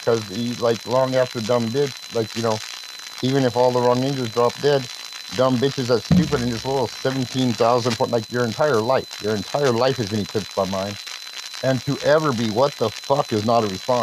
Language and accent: English; United States; English-speaking, you know, American white boy, well, American origin